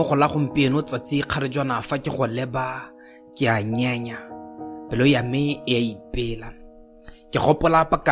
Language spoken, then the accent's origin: English; Botswana; I am a poet from Botswana.